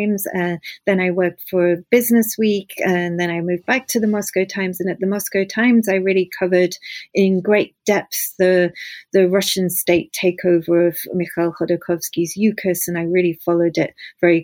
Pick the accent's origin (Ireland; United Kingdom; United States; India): United Kingdom; the north of England; I grew up in the north of England